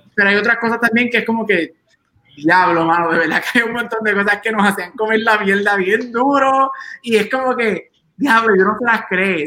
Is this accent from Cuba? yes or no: no; Aguadilla, Puerto Rico; somos de Aguadilla, somos del oeste